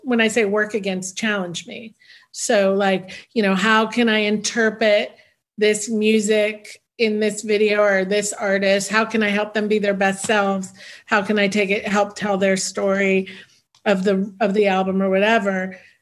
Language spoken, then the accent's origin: English; the Bay Area, California, United States; also born or lived in New York; now in Los Angeles, United States; I was raised in the Bay Area